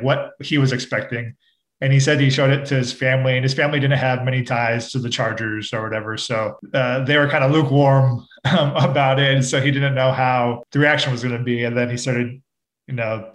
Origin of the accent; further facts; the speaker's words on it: San Diego, California, United States; Growing up in San Diego